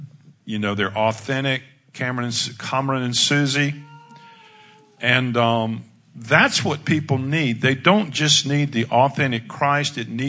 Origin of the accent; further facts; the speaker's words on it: United States; I'm good with that, but I mean, I'm an American. This is me.